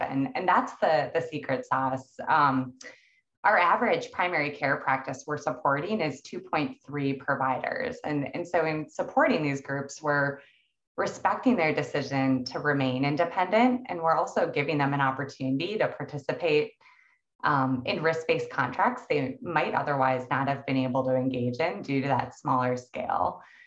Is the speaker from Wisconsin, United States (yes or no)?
no; Minnesota, United States; my home state of Minnesota